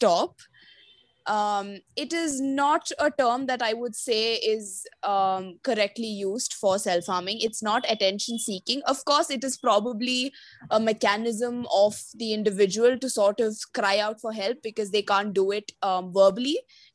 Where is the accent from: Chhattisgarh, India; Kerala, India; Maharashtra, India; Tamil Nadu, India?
Kerala, India; I'm originally from Kerala